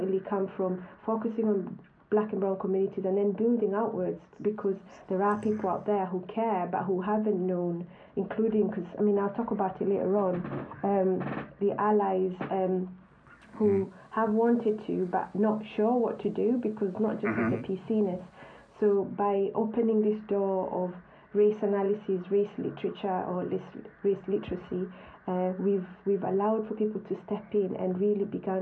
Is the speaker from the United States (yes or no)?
no; Kenya; moved away as an adult; now in United Kingdom; I grew up in Kenya